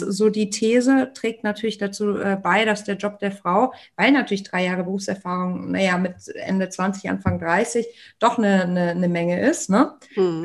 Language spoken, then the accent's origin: German; Germany; wir als Deutsche, als deutsche UnternehmerInnen